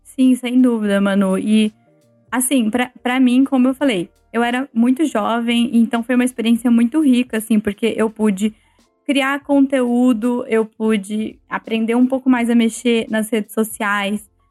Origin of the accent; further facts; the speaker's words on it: Ribeirão Preto, São Paulo, Brazil; moved away as an adult; now in Amsterdam, Netherlands; Ribeirão Preto, que é a cidade onde eu nasci e onde eu estudei até o final do colegial